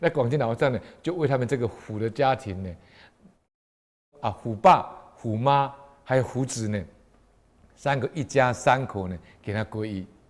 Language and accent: Chinese; Taiwan; 我们台湾人